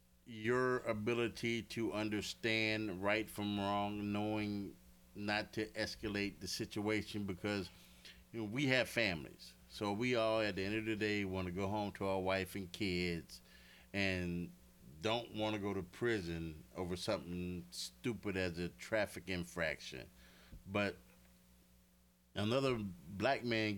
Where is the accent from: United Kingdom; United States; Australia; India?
United States; the South; I grew up in the South, so I was handling guns since I was 5 years old.